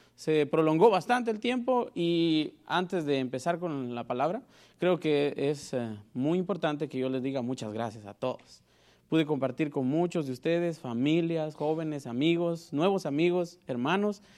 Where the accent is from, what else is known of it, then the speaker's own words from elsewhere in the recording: Guatemala; moved away; Soy de Guatemala, para el que no me, me conoce y sabe por qué digo que soy de Guatemala, porque a veces mi lenguaje es bien raro